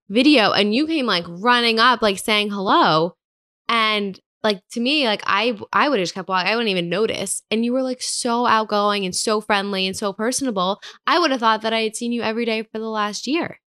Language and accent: English; Hillsborough, New Jersey, United States; moved away as an adult; also born or lived in New York City; now in Hoboken, United States; I'm from New Jersey